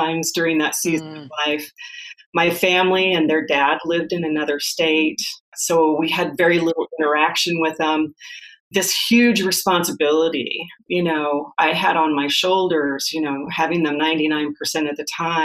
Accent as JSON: {"language": "English", "region": "Nebraska", "country": "United States", "tie": "born or raised there", "also_born_or_lived": "Phoenix, Arizona", "moved": "as an adult", "said": "move from Phoenix back to Nebraska to my hometown"}